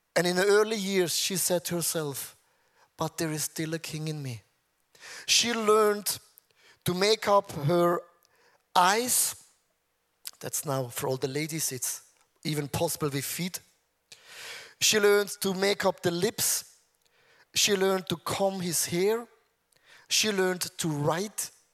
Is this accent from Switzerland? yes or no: yes; Switzerland; I'm from Switzerland